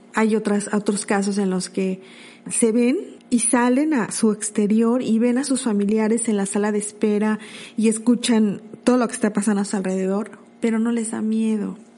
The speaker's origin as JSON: {"language": "Spanish", "region": "Puebla", "country": "Mexico", "said": "de mi México, de Puebla, porque yo soy de Puebla"}